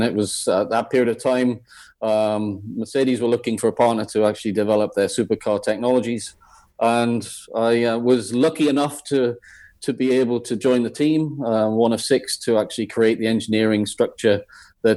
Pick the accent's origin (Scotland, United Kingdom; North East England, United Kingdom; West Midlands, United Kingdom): North East England, United Kingdom; Blyth; moved away as an adult; also born or lived in Teesside / Coventry; growing up in Blythe